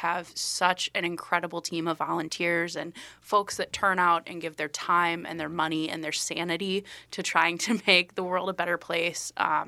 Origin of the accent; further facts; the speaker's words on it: Iowa, United States; now in Minnesota, United States; I born and raised in Iowa, moved to Minnesota actually to work in politics and have kind of done a variety of different jobs in that aspect.